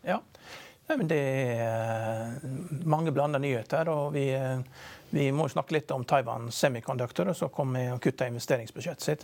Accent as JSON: {"language": "Norwegian", "country": "Norway"}